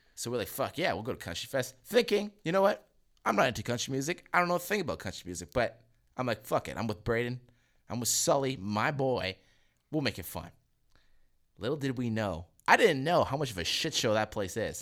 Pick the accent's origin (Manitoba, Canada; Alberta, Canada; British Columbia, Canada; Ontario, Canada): Manitoba, Canada; Selkirk; from where I'm from, fucking Selkirk